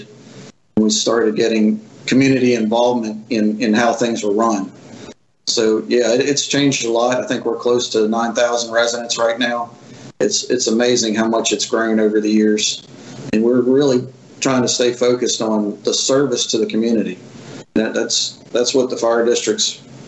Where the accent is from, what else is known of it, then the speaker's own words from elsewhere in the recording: Diamondhead, Mississippi, United States; It's my community. I grew up here.